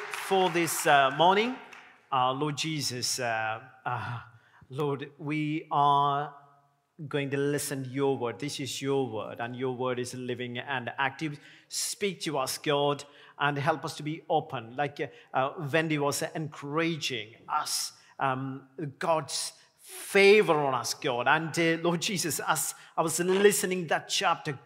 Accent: India; now in Sheffield, United Kingdom; I'm an Indian

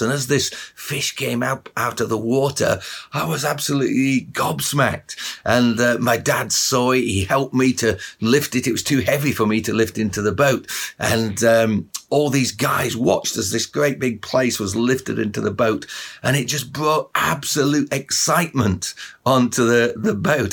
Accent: Barnsley, Yorkshire and the Humber, United Kingdom; when I was a kid, I grew up in Barnsley, just up the road from where most of you probably live in Sheffield

